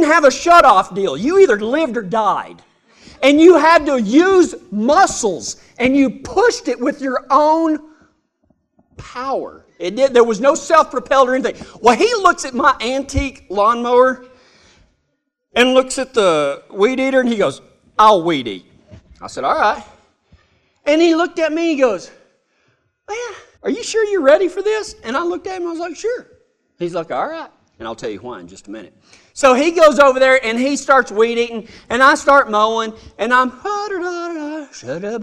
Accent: West Texas, United States

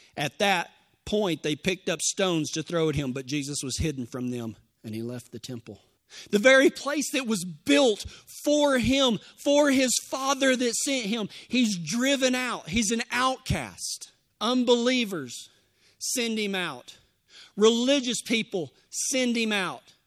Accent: Texas, United States; I'm from Texas

